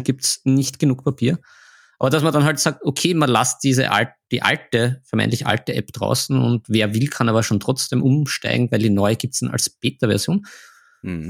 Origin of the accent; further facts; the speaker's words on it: Vienna, Austria; bei uns in Wien